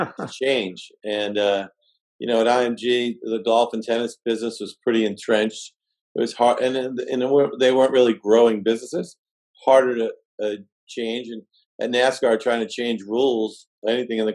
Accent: Massachusetts, United States; I was from Brown in Massachusetts, could barely say my R's

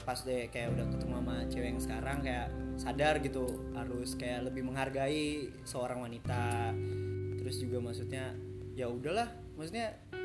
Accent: Cirebon, West Java, Indonesia; kita aslinya orang Cirebon

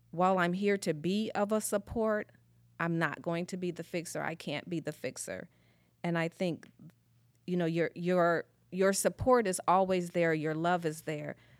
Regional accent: Springfield, Illinois, United States; moved away as an adult; now in Goodyear, United States; originally, I'm from the Midwest, actually a small little place called Springfield, Illinois

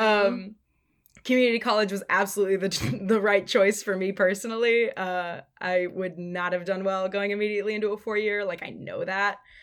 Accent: Sonoma County, California, United States; born or raised there; moved away as an adult; also born or lived in San Francisco

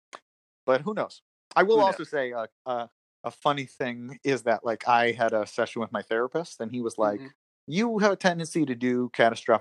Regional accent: New York, United States; moved away as an adult; I grew up in New York.

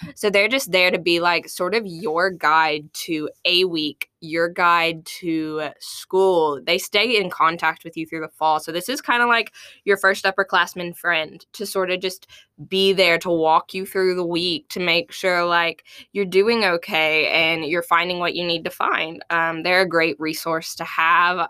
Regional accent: Mayflower, Arkansas, United States; moved away as an adult; now in Fayetteville, United States; I am from Mayflower, Arkansas originally, but I've lived here in Fayetteville for the last five years

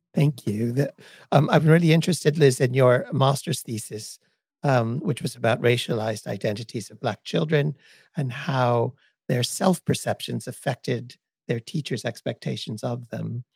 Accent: United States; now in United Kingdom; I know that as an American

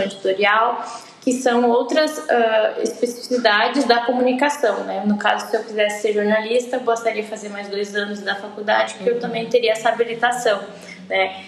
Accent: Santa Rosa, Rio Grande do Sul, Brazil; also born or lived in Santa Maria; eu nasci em Santa Rosa e fui cursar Publicidade e Propaganda na Universidade

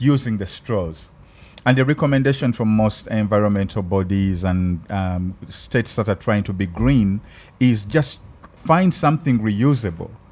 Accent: Uganda; accent: African; now in Los Angeles, United States; My African accent

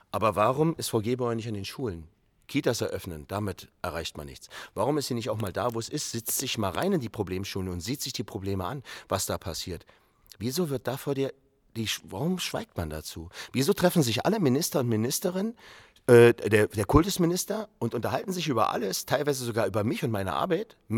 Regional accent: Berlin, Germany; Ich komme aus Berlin, Neukölln.

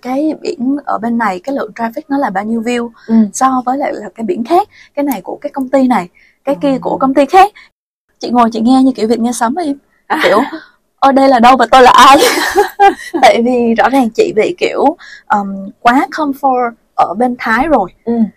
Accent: Vietnam; first language Vietnamese; moved away as an adult; also born or lived in Finland / Thailand; Việt Nam nói gì thì nói nó vẫn là một cái nước mà mình có thể sử dụng được tiếng mẹ đẻ của mình

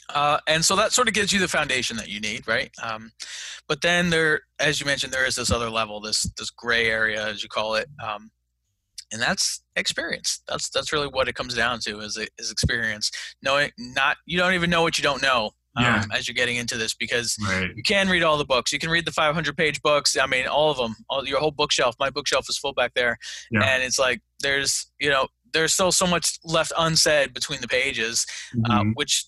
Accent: Fayetteville, United States; I have no real estate experience whatsoever. but I like Matt because I'm from Fayetteville and he's investing there

